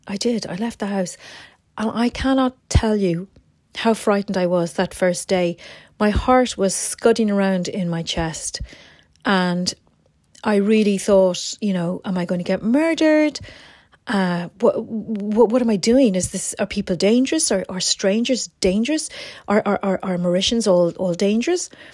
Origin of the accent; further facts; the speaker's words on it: Ireland; I'm from Ireland.